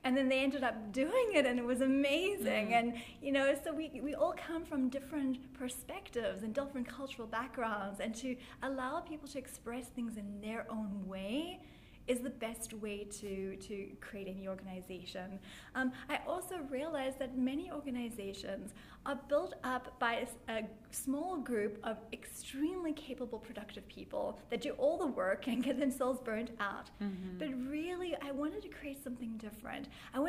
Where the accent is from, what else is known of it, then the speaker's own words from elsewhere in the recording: South Africa; also born or lived in London; now in United States; I'm actually from South Africa, and after practicing in South Africa and London and then moving to the United States